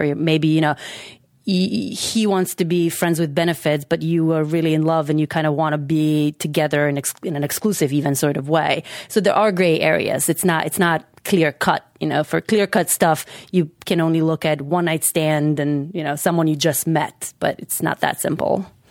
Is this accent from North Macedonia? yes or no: yes; North Macedonia; moved away